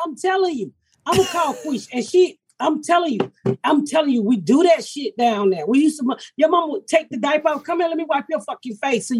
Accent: the South, United States; I'm from the South

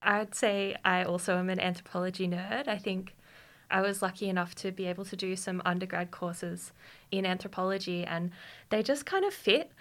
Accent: Queanbeyan, New South Wales, Australia; also born or lived in Canberra; I grew up in Queanbeyan

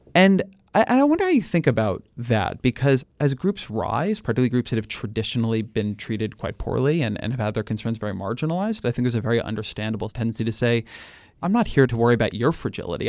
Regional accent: California, United States; I'm a Californian

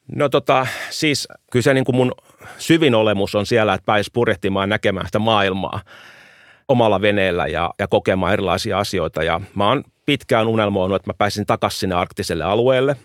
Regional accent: Helsinki, Uusimaa, Finland; Suomi on mun kotimaa, Itämeri on mun kotimeri. Et mä oon koko elämän asunut meren rannalla Helsingissä.

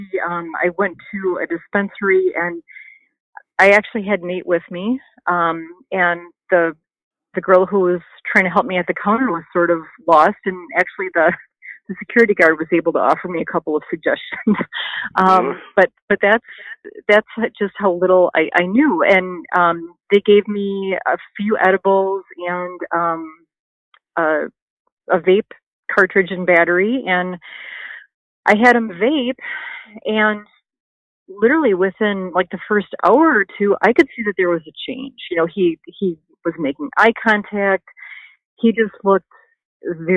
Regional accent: Wisconsin, United States; moved away as an adult; also born or lived in Missouri; now in California, United States; We're from Wisconsin, you know, there's really no medical program there

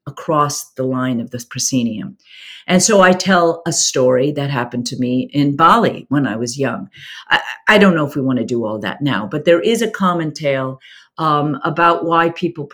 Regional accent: United States; I'm American

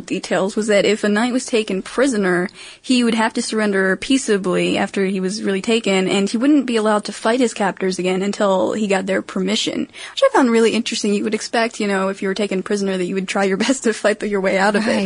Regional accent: Maryland, United States; I'm from Maryland, in case you didn't know, and jousting is actually our official sport

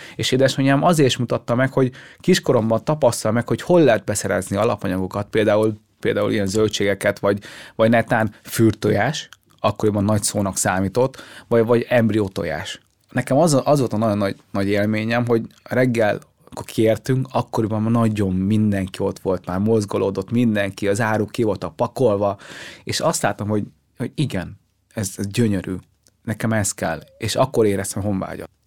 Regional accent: Hungary; also born or lived in Vietnam; amikor ide kerültünk Magyarországra

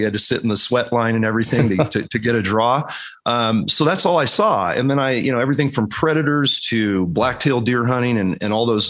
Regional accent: Silicon Valley, California, United States; moved away; growing up in the creeks of the Silicon Valley where we grew up in California.

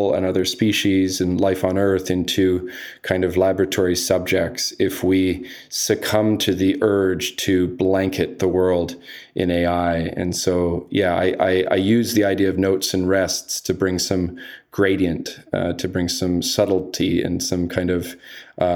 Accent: Canada; also born or lived in United Kingdom; I'm Canadian and British

